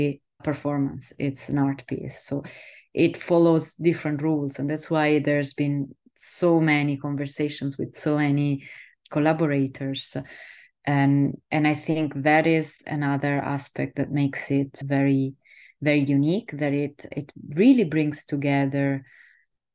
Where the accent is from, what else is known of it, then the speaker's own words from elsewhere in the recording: Southern Italy, Italy; moved away as an adult; also born or lived in Netherlands; I'm an astrophysicist from Italy, from the south of Italy originally